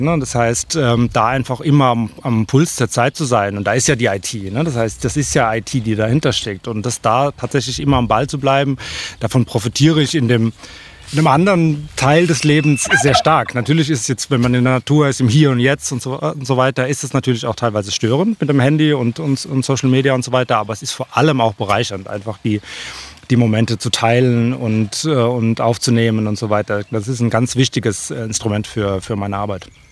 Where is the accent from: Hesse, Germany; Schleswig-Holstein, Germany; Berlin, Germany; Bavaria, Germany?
Hesse, Germany; ich bin geboren hier in Deutschland und aufgewachsen, aber habe äh, norwegische Eltern